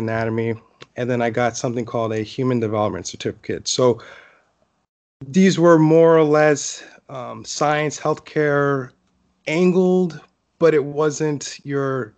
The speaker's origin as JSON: {"language": "English", "town": "Hollywood", "region": "Florida", "country": "United States", "tie": "born or raised there", "said": "I grew up in Hollywood, Florida, which is about 30 minutes north of Miami"}